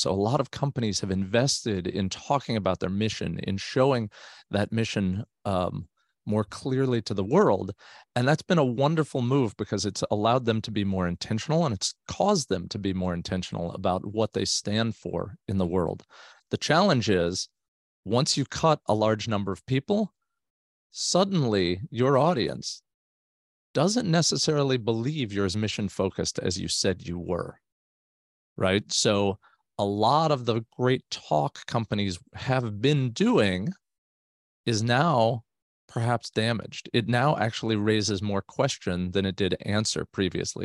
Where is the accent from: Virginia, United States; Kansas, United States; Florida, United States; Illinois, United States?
Florida, United States; South; now in Northern California, United States; I grew up in South Florida, so both my wife and I did